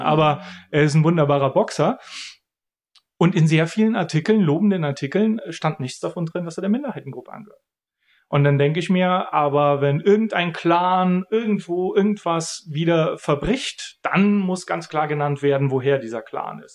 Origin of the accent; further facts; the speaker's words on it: Bulgaria; ich bin in Bulgarien geboren, ich habe einen bulgarischen Namen, ich habe einen bulgarischen Pass. Ich bin Bulgare